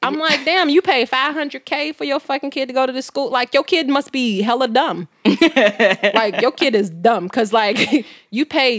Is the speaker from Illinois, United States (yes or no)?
yes; Chicago, Illinois, United States; moved away; Oh, I'm from Chicago.